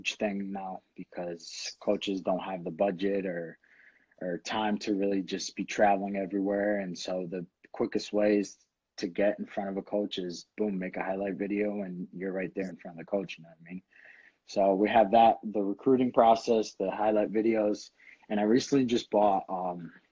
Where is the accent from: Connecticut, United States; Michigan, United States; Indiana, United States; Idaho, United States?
Connecticut, United States; Bridgeport; I grew up in Connecticut. I was born in Bridgeport, St. Vincent.